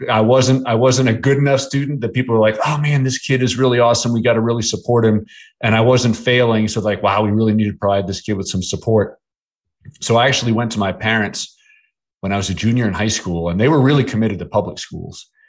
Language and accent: English; Bedford Hills, New York, United States; also born or lived in Manhattan, New York / New Jersey; we moved from New Jersey to the town that I grew up in, which was called Bedford Hills, New York.